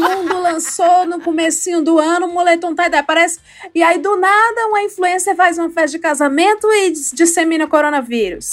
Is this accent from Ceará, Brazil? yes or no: yes; Ceará, Brazil; eu sou do Ceará, eu vivia na praia